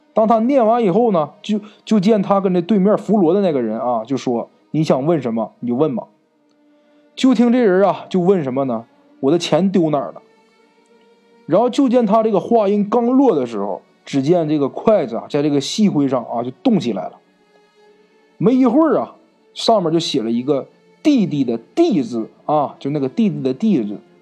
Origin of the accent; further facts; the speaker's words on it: Northeast China, China; accent: Northeastern; 咱们东北话